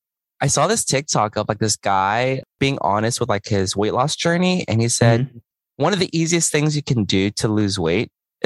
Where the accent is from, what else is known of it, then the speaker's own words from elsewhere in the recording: Houston, Texas, United States; I grew up in Houston